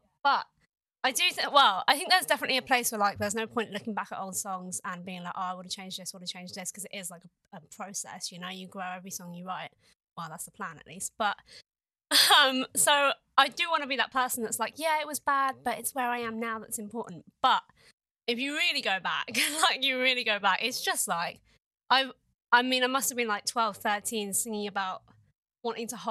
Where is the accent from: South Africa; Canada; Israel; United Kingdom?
United Kingdom; England; I definitely define myself as quite English